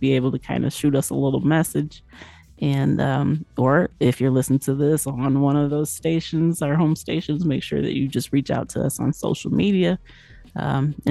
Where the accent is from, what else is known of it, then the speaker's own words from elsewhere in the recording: Midwest, United States; As a young chick growing up in the Midwest